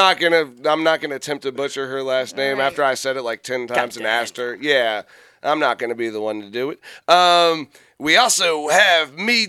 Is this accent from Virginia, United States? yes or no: yes; Fredericksburg, Virginia, United States; we're from Fredericksburg.